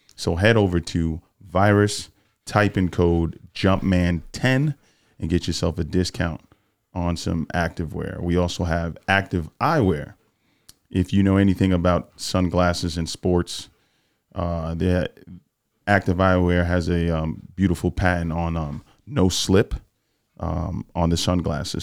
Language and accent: English; New York, United States; I'm a New York guy.